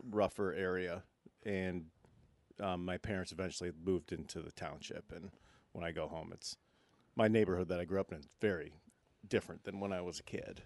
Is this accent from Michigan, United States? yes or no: yes; Michigan, United States; I'm from Michigan